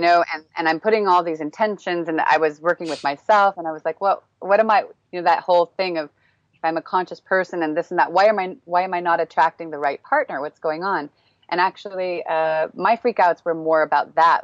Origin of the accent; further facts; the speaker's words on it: Northern California, United States; moved away as an adult; now in Prague, Czech Republic; I grew up in Northern California